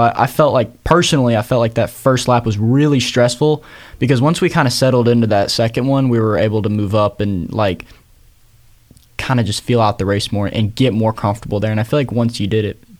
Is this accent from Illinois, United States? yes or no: no; Georgia, United States; We're all from Georgia. We're all a bunch of Georgia boys doing this.